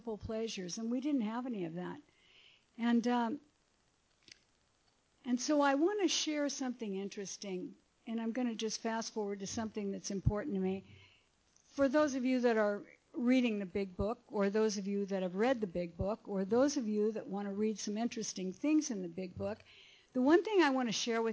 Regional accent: Pomona, California, United States; also born or lived in Akron, Ohio; now in Laguna Beach, United States; they brought me to California on a train. And we settled in Pomona

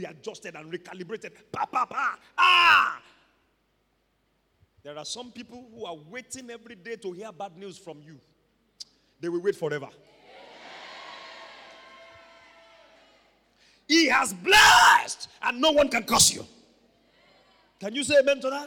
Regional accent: Ibadan, Oyo, Nigeria; I grew up in Mokola

